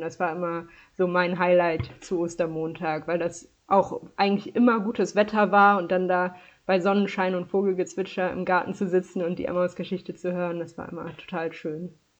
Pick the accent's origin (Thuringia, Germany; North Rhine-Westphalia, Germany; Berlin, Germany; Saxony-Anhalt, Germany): North Rhine-Westphalia, Germany; Dormagen; ich komme aus Dormagen-Hackenbruch. Das ist äh, nördlich von Köln im Erzbistum Köln